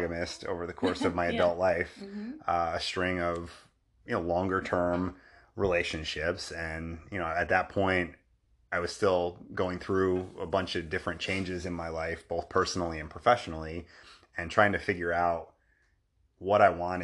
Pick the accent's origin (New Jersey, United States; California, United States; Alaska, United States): New Jersey, United States; we're both from New Jersey, so mm-hmm. similar upbringings